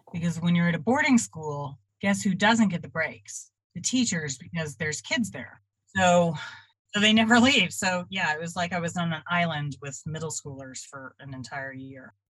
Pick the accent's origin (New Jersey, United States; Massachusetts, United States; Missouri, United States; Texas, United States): Texas, United States; Dallas; also born or lived in Austin, Texas / Oklahoma; now in Nashville, United States; And I was raised in Dallas, Fort Worth.